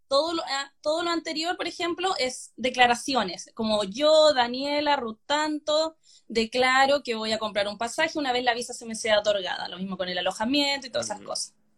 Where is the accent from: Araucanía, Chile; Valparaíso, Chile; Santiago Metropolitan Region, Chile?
Valparaíso, Chile; La Ligua; moved away as an adult; also born or lived in Hungary; now in Sydney, Australia; Yo soy de La Ligua